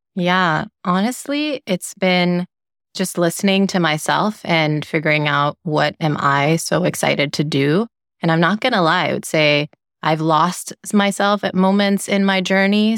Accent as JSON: {"language": "English", "town": "Freetown", "region": "Western Area", "country": "Sierra Leone", "tie": "born or raised there", "moved": "yes", "lives_now": "United States", "said": "I grew up in Sierra Leone in West Africa, and I love to share that the capital city where I grew up is called Freetown"}